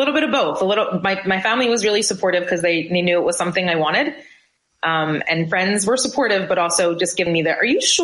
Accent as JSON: {"language": "English", "region": "New Jersey", "country": "United States", "tie": "born or raised there", "also_born_or_lived": "central Pennsylvania / England", "moved": "as an adult", "lives_now": "Kuwait", "said": "I grew up in New Jersey, went to high school, did the, you know, the course of all that, went to college out in central Pennsylvania"}